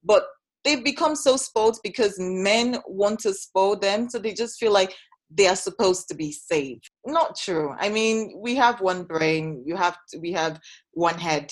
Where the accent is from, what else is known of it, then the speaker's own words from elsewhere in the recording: Edo, Nigeria; I'm from Edo State. That is how I was brought up.